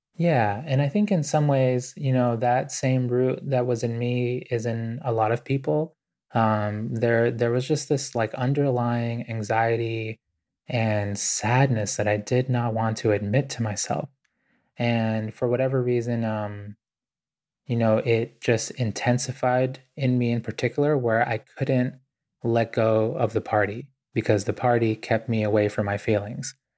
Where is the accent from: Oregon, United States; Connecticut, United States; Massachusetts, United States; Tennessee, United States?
Massachusetts, United States; Boston; also born or lived in Ecuador; I grew up really poor in Boston